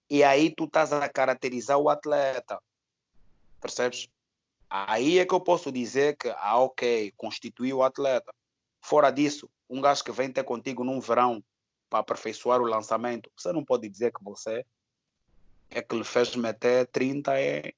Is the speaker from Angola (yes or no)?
yes; Angola; Eu sou angolano